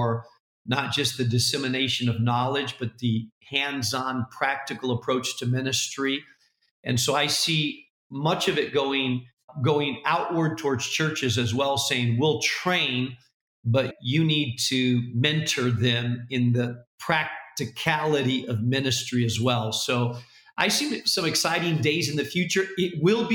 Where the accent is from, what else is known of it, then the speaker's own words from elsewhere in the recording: Spain; now in Chicago, United States; I speak Spanish because I grew up in Spain